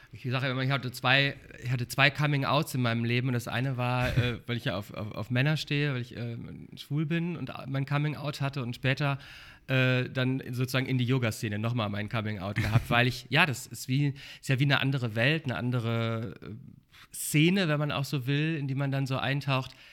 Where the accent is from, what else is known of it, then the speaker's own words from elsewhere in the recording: Sauerland, North Rhine-Westphalia, Germany; now in Berlin, Germany; Ich bin aus, vom Dorf. Ähm, ich komme aus dem Sauerland, aus Nordrhein-Westfalen kleines, kleine Stadt im Sauerland